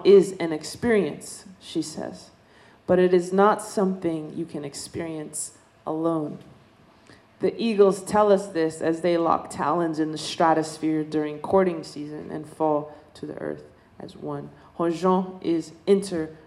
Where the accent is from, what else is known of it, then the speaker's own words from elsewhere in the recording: Dene Nation, American Southwest, United States; I come from the Dene Nation. We come from the desert, you know. We're desert people